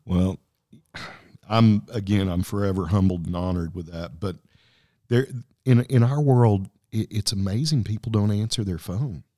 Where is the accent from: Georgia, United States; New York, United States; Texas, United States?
Texas, United States; Lubbock; where'd you grow up? And I said, hey, Lubbock, Texas.